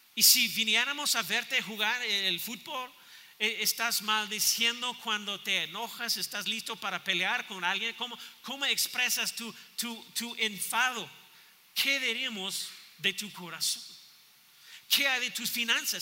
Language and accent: Spanish; United States; Spanish is a second language; moved away as an adult; now in Mexico; sobre mi país natal